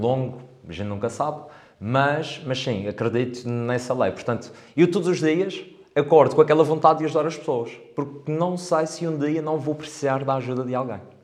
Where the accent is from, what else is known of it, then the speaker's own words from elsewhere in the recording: Câmara de Lobos, Madeira, Portugal; also born or lived in England; sou de cá, sou de Câmara de Lobos, um, mais precisamente da zona do Covão